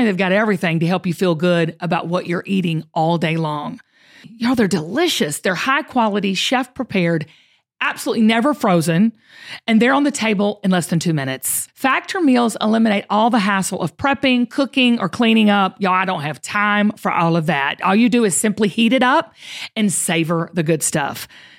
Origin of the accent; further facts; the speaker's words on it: Georgia, United States; Okay, so you're talking to two Georgia peaches, Zach. I mean, we're both from Georgia.